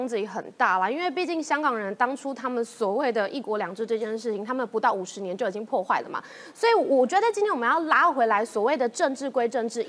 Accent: Taiwan; 我们台湾人

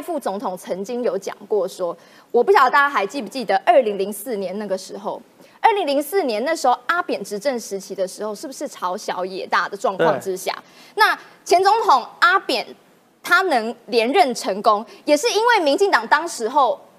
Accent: Taiwan; 我也要讲台语，我台湾人，我要台湾金呐哈

